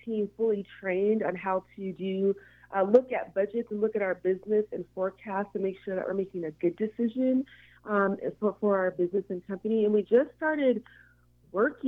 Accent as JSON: {"language": "English", "town": "Seattle", "region": "Washington", "country": "United States", "tie": "born or raised there", "said": "I am born and raised in Seattle"}